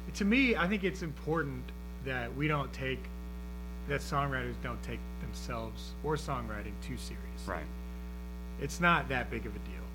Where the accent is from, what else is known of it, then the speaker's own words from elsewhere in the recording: Houston, Texas, United States; I grew up in the Memorial area on the west side of town, uh, and spent a lot of time down on the coast